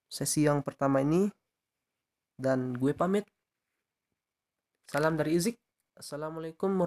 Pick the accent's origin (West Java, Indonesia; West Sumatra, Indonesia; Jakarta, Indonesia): West Sumatra, Indonesia; Piobang; Gue tuh lahir di Piobang 19 Juli 2001. Alamat gue itu Sumatera Barat ya.